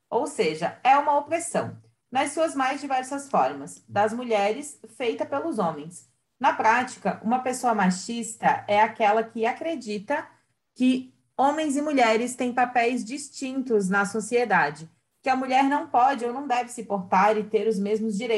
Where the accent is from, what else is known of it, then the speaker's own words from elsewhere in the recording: Santa Catarina, Brazil; sou de Santa Catarina, noiva, 30 anos, mulher.